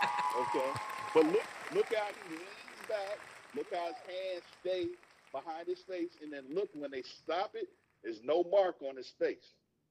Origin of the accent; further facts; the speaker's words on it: Philadelphia, Pennsylvania, United States; I'm from Philly.